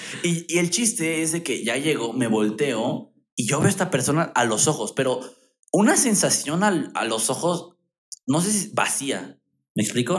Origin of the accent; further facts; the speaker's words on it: Mexico; yo de México